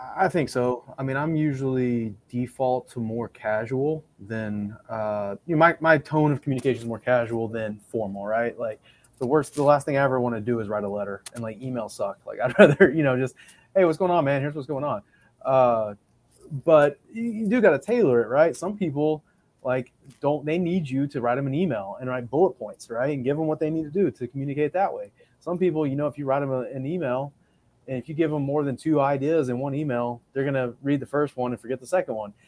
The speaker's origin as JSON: {"language": "English", "town": "Midland", "region": "Texas", "country": "United States", "said": "I'm from Midland"}